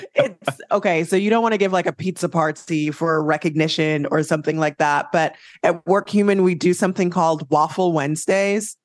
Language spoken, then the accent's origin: English; Jamaica; I'm Jamaican